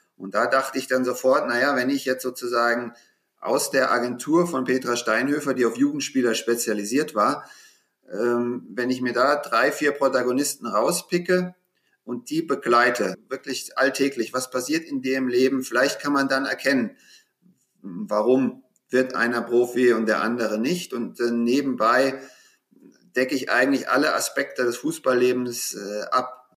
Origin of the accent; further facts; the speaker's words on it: Frankfurt, Hesse, Germany; moved away as an adult; also born or lived in Munich / London; schon mit 13, 14 Jahren in Frankfurt, wo ich herkomme